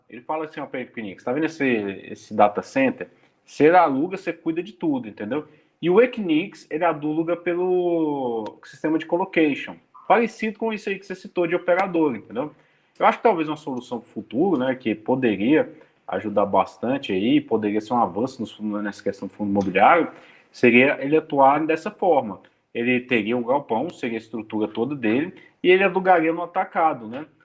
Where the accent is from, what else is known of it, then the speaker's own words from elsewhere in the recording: Brazil; eu sou brasileiro